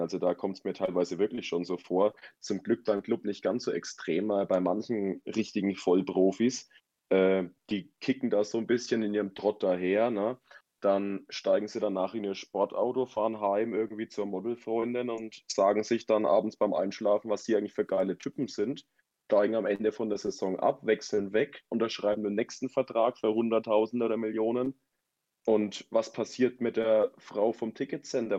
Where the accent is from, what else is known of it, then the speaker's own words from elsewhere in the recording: Germany; als Deutscher